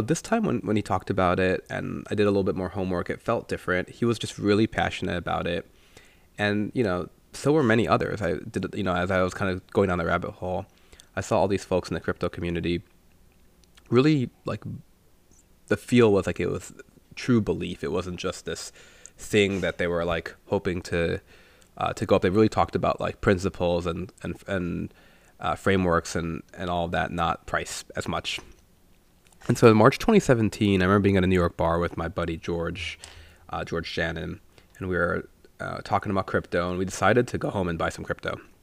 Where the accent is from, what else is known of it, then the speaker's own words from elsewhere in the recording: India; moved away; since he's Sri Lankan and I'm Indian